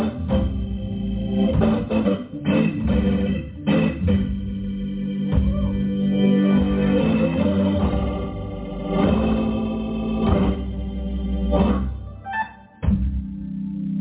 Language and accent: English; New York City, New York, United States; I'm from Brooklyn, New York